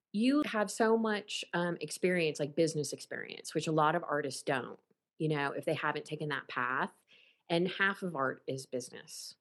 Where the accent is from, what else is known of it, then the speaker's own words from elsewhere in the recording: Ohio, United States; moved away as an adult; also born or lived in Los Angeles; when I first moved to Los Angeles in 93 um, or 92, um, you know, people, they knew I was from Ohio.